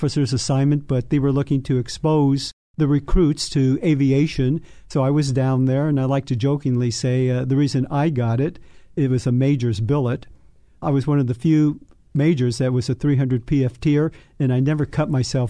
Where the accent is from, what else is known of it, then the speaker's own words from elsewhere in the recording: Los Angeles, California, United States; I was born and raised in Los Angeles, went to Long Beach State